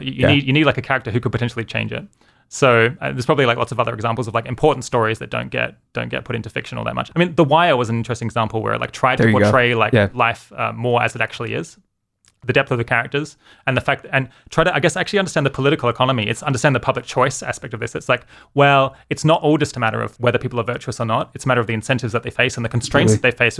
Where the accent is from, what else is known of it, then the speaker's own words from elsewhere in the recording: Adelaide, South Australia, Australia; moved away as an adult; also born or lived in Oxford, United Kingdom; now in California, United States; grew up in Australia, lived there for, I guess, until I was 26, and then moved to the UK